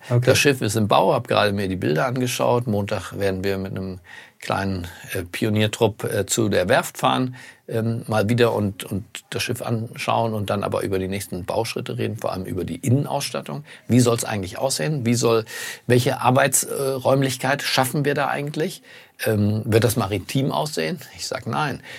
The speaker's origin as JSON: {"language": "German", "region": "Berlin", "country": "Germany", "tie": "born there", "said": "In Berlin, in meinem Geburtsort, die Spree, verbindet die relevanten"}